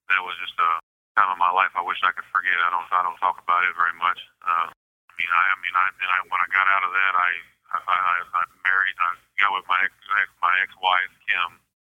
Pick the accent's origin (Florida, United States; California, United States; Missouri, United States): Missouri, United States; Bowling Green; moved away as an adult; born and raised in Bowling Green, Missouri.